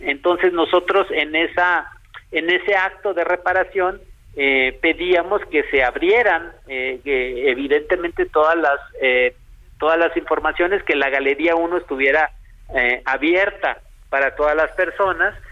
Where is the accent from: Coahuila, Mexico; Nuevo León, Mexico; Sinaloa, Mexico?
Sinaloa, Mexico; Culiacán; yo soy de Culiacán